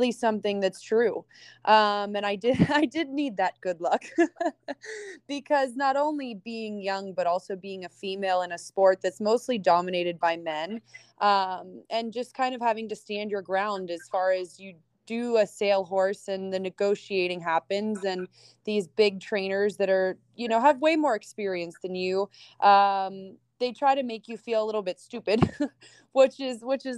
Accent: Pittsburgh, Pennsylvania, United States; moved away as an adult; now in Wellington, United States; I'm originally from Pittsburgh, Pennsylvania. I moved to Wellington 7 years ago.

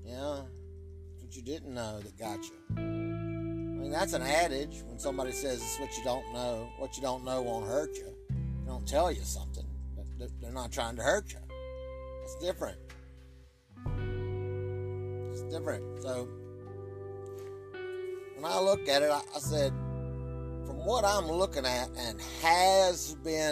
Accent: Virginia, United States; I was raised in Baptist land, or whatever you call the Bible Belt, from Virginia

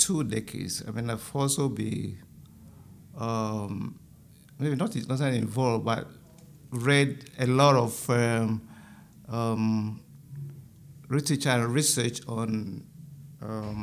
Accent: Ghana; moved away; I'm from Ghana

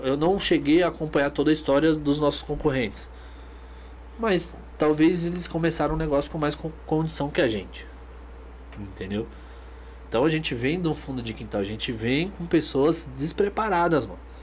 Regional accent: Brazil; a gente é brasileiro

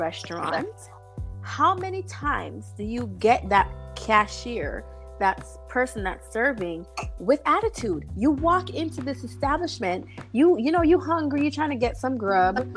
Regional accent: Jamaica; we're obviously from Jamaican descent. We're Jamaican

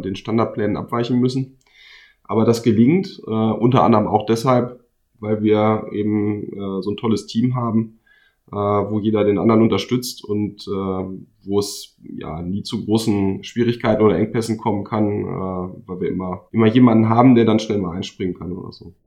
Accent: Minden, North Rhine-Westphalia, Germany; ich komme auch aus Minden, äh, genauer gesagt aus Dankersen

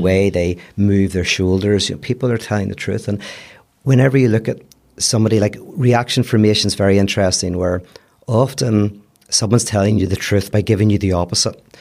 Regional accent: Belfast, Northern Ireland, United Kingdom; accent: Belfast; moved away as an adult; also born or lived in United States; now in Los Angeles, United States; fifteen years, and I still sound like I'm from Belfast

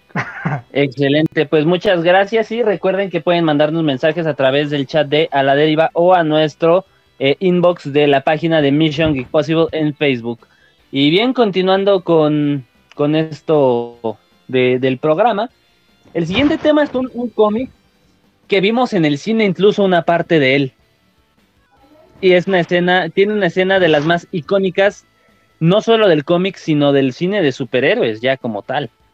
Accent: Mexico; somos mexicanos, somos acá

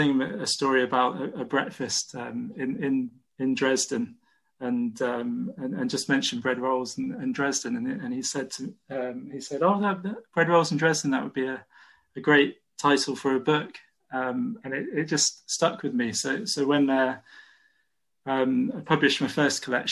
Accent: Bidford-on-Avon, West Midlands, United Kingdom; moved away as an adult; also born or lived in Cotswolds near Broadway / Bristol; now in Nottingham, United Kingdom; I grew up in Bidford, a small village in Warwickshire, and moved to the Cotswolds near Broadway on the Worcestershire-Gloucestershire border. So that's where I'm from.

